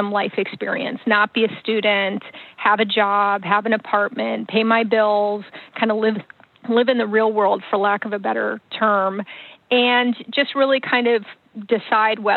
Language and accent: English; Detroit, Michigan, United States; also born or lived in Oxford, Michigan; now in Pleasanton, California, United States; I was actually born in Detroit, Michigan, and grew up for most of my life in the suburbs of Detroit